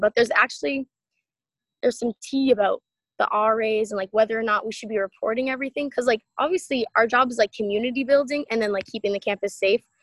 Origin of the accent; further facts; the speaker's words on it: East Bridgewater, Massachusetts, United States; my t- small town, East Bridgewater, Mass.